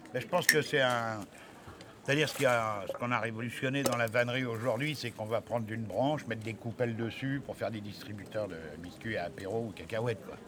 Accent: Allier, Auvergne-Rhône-Alpes, France; moved away; je viens de l'Allier

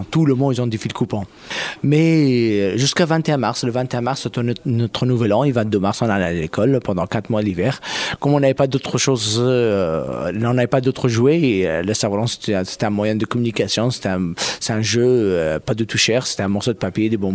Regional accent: Afghanistan; French is a second language; also born or lived in Pakistan; now in France; quand je suis, j'ai quitté Afghanistan, oh, je suis venu au Pakistan, en France

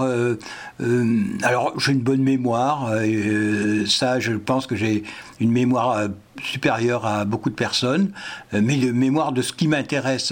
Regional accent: Paris, Île-de-France, France; moved away as an adult; je suis né à Paris pourtant et j'ai vécu 25 ans à Paris pour mon travail

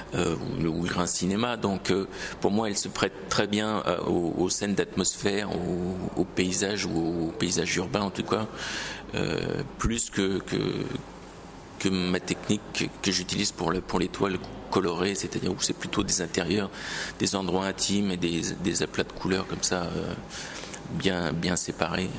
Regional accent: Paris, Île-de-France, France; en tant que Parisien

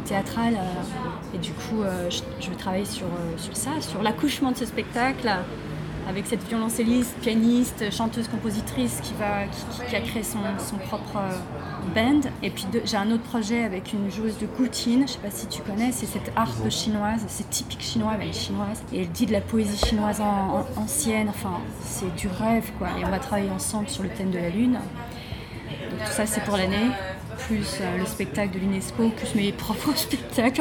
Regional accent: France; moved away as an adult; also born or lived in Brittany; now in Beijing, China; je suis une française, euh, une artiste française de tribal bay dance. Je suis basée à Pékin déjà depuis 2008

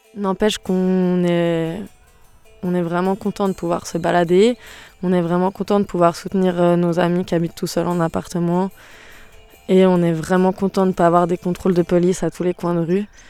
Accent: Switzerland; also born or lived in Geneva; Ici en Suisse

